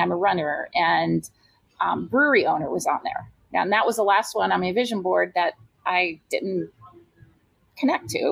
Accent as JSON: {"language": "English", "region": "Iowa", "country": "United States", "also_born_or_lived": "California", "moved": "as an adult", "lives_now": "Tempe, United States", "said": "my roots, I'm from Iowa"}